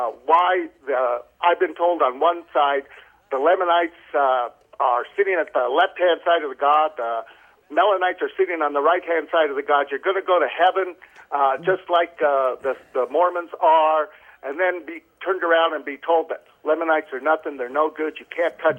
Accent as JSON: {"language": "English", "town": "Clinton", "region": "Utah", "country": "United States", "tie": "born or raised there", "said": "I'm 56 years old. I was born and raised in Clinton, Utah, and I'm a critical care ER trauma room nurse."}